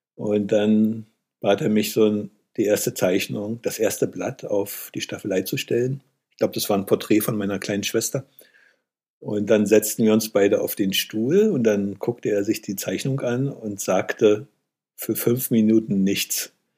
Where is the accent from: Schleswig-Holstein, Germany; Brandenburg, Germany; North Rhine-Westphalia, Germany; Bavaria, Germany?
Brandenburg, Germany; Eberswalde; in meiner Heimatstadt Eberswalde gab es einen Maler